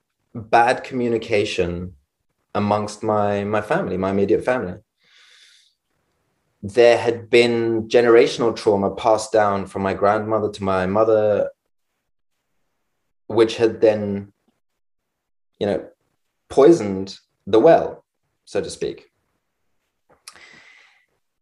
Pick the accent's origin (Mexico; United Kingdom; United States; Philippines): United Kingdom; London; growing up in London